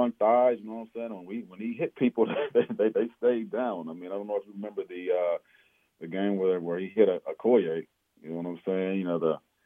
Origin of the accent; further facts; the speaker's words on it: Omaha, Nebraska, United States; we grew up in Omaha